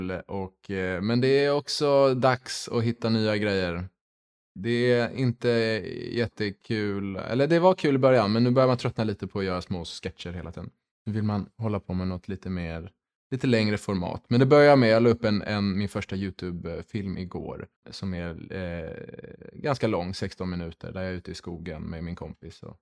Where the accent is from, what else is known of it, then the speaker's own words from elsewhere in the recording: Luxembourg; moved away as an adult; also born or lived in Lund; now in Stockholm, Sweden; Jag är född och uppvuxen i Luxemburg.